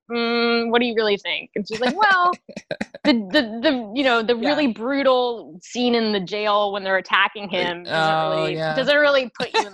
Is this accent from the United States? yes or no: yes; Colorado, United States; I was born in Colorado